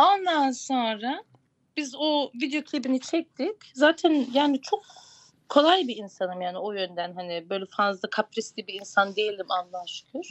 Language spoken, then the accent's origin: Turkish; Gölhisar, Burdur, Turkey; Burdur Gölhisarlıyım.